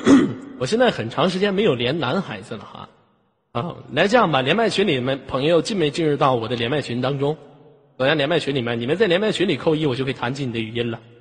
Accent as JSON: {"language": "Chinese", "country": "China", "said": "咱们都是中国人，咱们不是在西方，现在是东方，好吗？"}